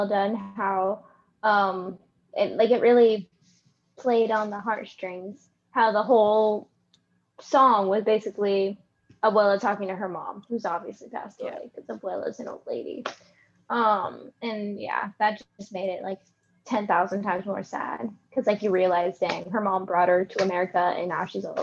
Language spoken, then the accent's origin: English; Ohio, United States; I was born in Ohio.